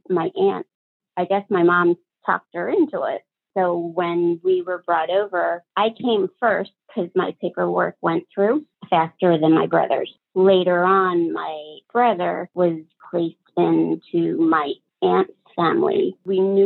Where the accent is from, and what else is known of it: Pennsylvania, United States; born or raised there; also born or lived in Ho Chi Minh City, Vietnam